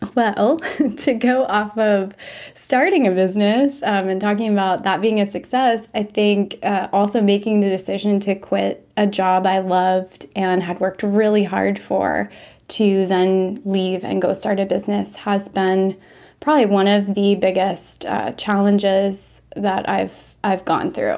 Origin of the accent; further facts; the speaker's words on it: Washington, District of Columbia, United States; now in Austin, United States; I'm originally from Washington, D C, metro area, but I currently live in Austin, Texas